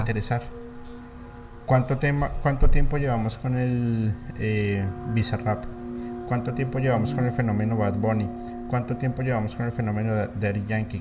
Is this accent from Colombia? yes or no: yes; Colombia; soy colombiano